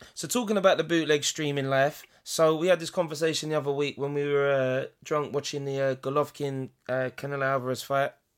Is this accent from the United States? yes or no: no; England, United Kingdom; as British people, as English people